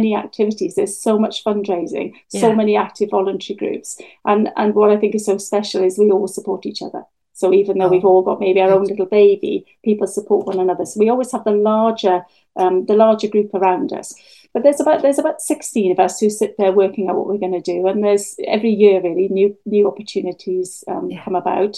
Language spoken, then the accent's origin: English; Wales, United Kingdom; now in Bude, United Kingdom; When I was growing up in Wales